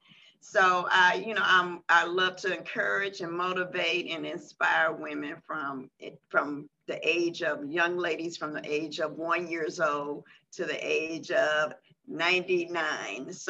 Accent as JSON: {"language": "English", "town": "Washington", "region": "District of Columbia", "country": "United States", "moved": "as an adult", "lives_now": "Houston, United States", "said": "I'm originally from Washington, D.C., Southeast, and I moved to Houston, Texas, with my now ex-husband"}